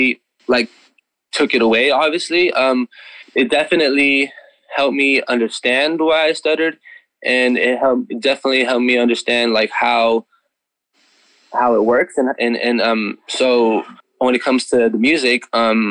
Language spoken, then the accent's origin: English; Imperial Valley, California, United States; moved away as an adult; now in San Diego, United States; I'm originally from Imperial Valley, California. I've been living here for 2.5 years now.